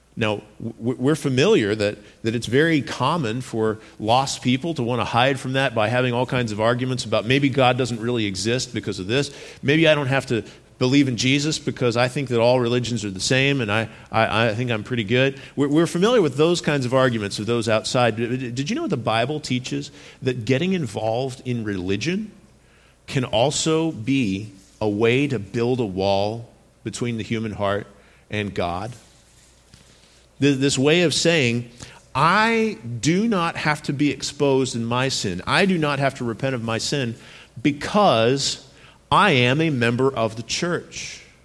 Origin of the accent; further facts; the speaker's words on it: United States; our way of thinking in America